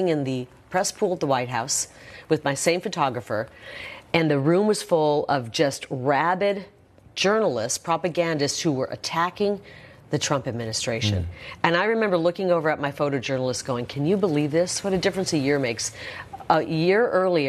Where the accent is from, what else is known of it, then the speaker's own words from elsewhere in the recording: Iowa, United States; I grew up in Iowa.